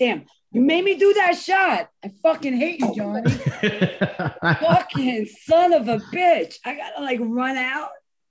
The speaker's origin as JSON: {"language": "English", "town": "New York City", "region": "New York", "country": "United States", "tie": "born or raised there", "moved": "yes", "lives_now": "Suffolk County, United States", "said": "I grew up in Astoria, Queens. I'm from Astoria, Queens."}